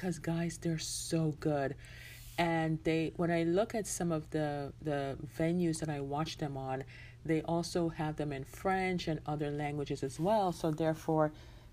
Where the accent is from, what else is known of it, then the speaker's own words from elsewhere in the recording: Jamaica; I'm a Jamaican born